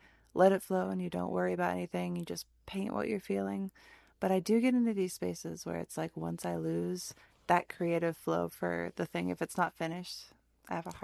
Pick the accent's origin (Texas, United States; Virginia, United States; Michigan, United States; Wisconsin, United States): Michigan, United States; moved away; also born or lived in California / Florida; I grew up in the Midwest where it's very green